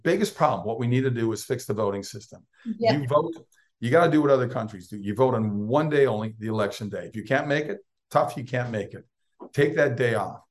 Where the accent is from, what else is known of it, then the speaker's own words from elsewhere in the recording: Minnesota, United States; moved away; I'm a Big Ten guy growing up in Minnesota.